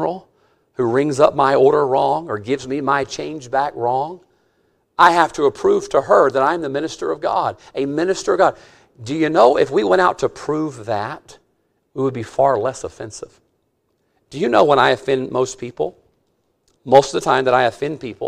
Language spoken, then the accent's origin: English; Mississippi, United States; I'm from Mississippi